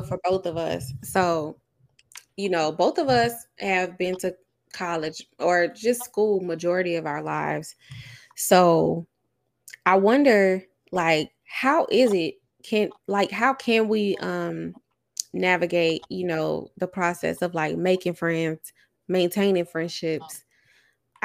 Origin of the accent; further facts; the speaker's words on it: the South, United States; also born or lived in West Coast; I'm from the South